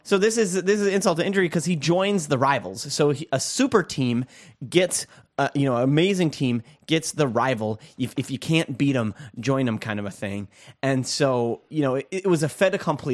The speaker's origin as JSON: {"language": "English", "region": "Minnesota", "country": "United States", "tie": "born or raised there", "said": "growing up in Minnesota"}